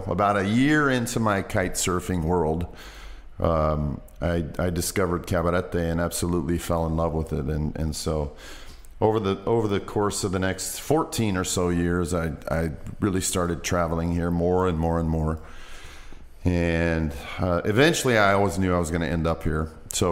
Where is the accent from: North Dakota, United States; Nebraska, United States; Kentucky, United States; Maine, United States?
Nebraska, United States; Western; moved away as an adult; also born or lived in Iowa / Cabarete, Dominican Republic; I'm originally from Western Nebraska. Grew up on a big cattle ranch. Spent my entire life there, really, up until college